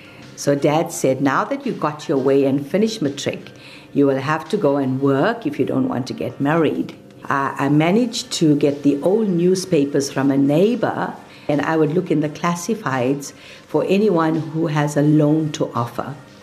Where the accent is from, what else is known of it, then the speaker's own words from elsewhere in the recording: India; accent: Indian; English is a second language; I didn't have the right accent back in the day. I was very Indian in my accent.